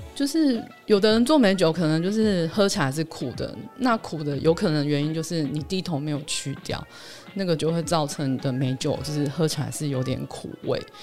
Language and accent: Chinese; Hualien, Hualien County, Taiwan; 我是花莲的嘛，然后我会关注那边的消息